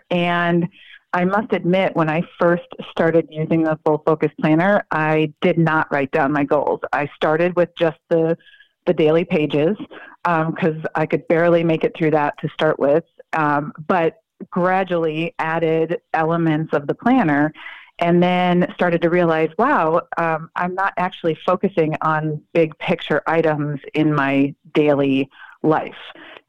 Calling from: Raleigh, North Carolina, United States; Raleigh, North Carolina.

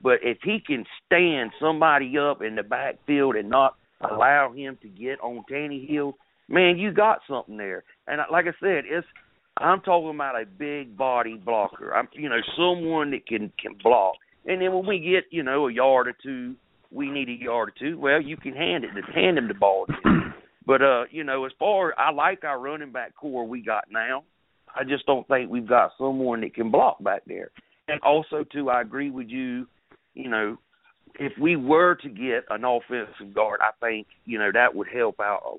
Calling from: South Carolina, United States; we all know I'm a South Carolina man. I'm calling from South Carolina, so I love my Gamecocks.

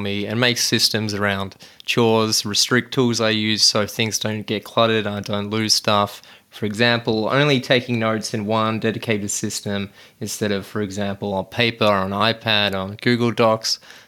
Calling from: Reservoir, Victoria, Australia; Well, I'm tuning in from Reservoir, which is only 10Ks away from you, Shaheen, and it's sunny here

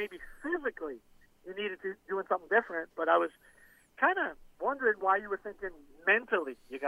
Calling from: Florida, United States; Hey, this is … from the sunny Florida Keys.

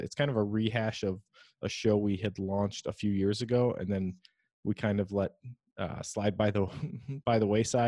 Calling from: Menominee, Michigan, United States; So I'm recording from the Upper Peninsula of Michigan.

